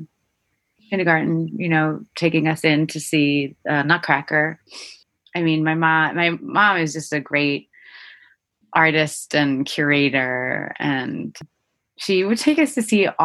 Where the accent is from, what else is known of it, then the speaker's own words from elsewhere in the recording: Cranford, New Jersey, United States; I grew up in Central Jersey.